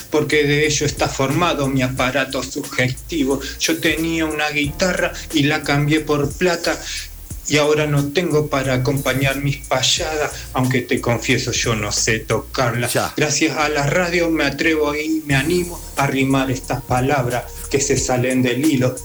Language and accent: Spanish; Corrientes, Argentina; Soy el correntino